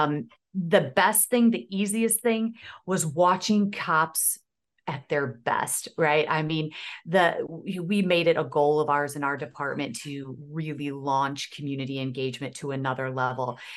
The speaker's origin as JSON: {"language": "English", "town": "Aurora", "region": "Illinois", "country": "United States", "tie": "born or raised there", "said": "I'm born and raised in Aurora, Illinois"}